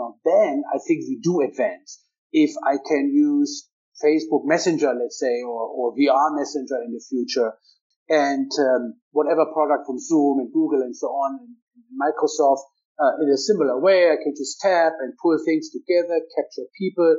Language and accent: English; Hanover, Lower Saxony, Germany; my hometown is Hannover